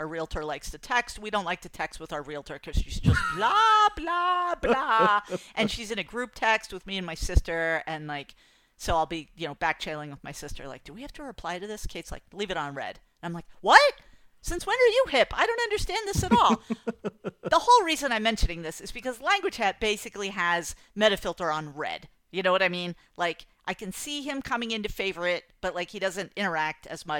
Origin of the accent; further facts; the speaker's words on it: New England, United States; I'm like, I'm from New England, and I'm really, like, tight-laced, and whatever that is, I don't want to talk about it.